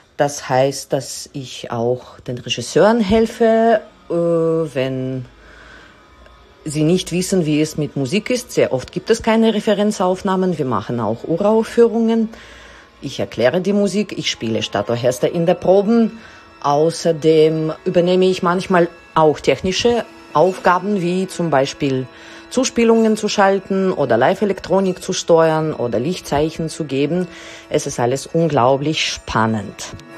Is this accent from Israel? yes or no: yes; Israel; also born or lived in Russia; now in Vienna, Austria; Ich komme aus Israel, wurde aber in Russland geboren